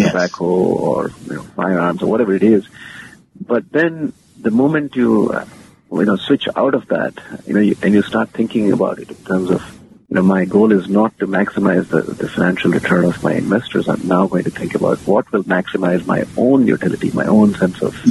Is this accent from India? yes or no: yes; India; moved away as an adult; also born or lived in United States / London, United Kingdom; born and raised in India, and now I'm back there.